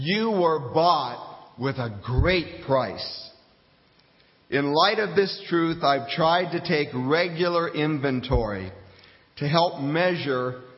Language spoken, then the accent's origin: English; Fairbanks, Alaska, United States; moved away as an adult; also born or lived in Coral Gables, Florida; my hometown of Fairbanks, Alaska